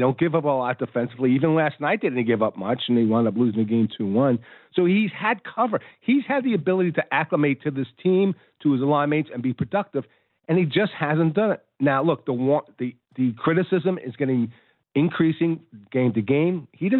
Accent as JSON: {"language": "English", "region": "New York", "country": "United States", "said": "I'm from New York"}